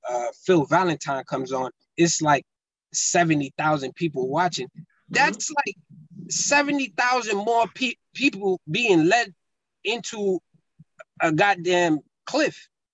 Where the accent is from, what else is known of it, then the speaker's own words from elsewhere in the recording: Burundi; born there; I was born in Burundi, but my father's from Mali and my mom's from the Congo.